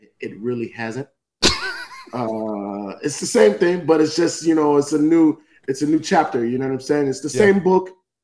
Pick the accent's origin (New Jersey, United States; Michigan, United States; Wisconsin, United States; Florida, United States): Florida, United States; Miami; I'm from Miami